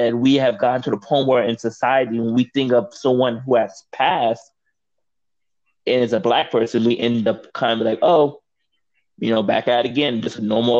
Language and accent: English; St. Louis, Missouri, United States; moved away; I grew up in St. Louis, not in Ferguson, but like closer to like downtown St. Louis.